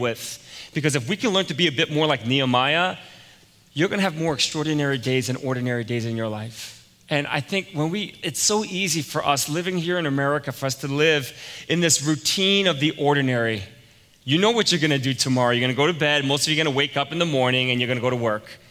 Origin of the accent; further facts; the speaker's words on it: New York, United States; moved away; I was from New York